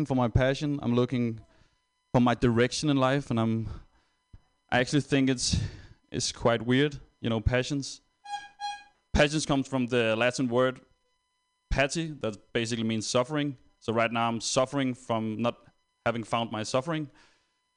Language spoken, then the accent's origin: English; Denmark; I'm actually not German, I'm Danish